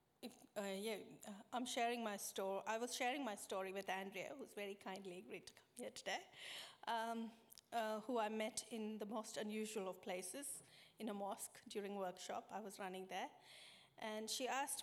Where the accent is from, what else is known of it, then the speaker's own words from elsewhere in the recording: India; moved away as an adult; now in Australia; I was born in India, the third of four siblings